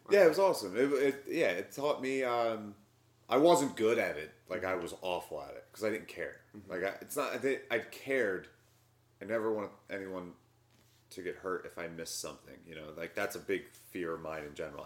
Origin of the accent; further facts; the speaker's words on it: Philadelphia, Pennsylvania, United States; I grew up in Southwest Philly.